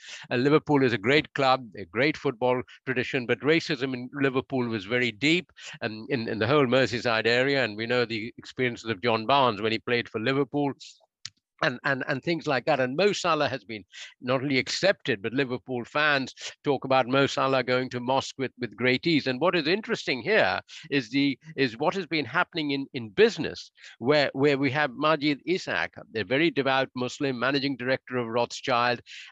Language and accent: English; India; moved away; I grew up in India, and I played football at my Jesuit school.